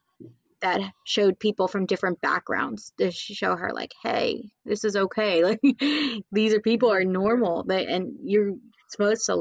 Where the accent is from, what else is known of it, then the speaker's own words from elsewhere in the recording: Cherry Hill, New Jersey, United States; I grew up in Cherry Hill.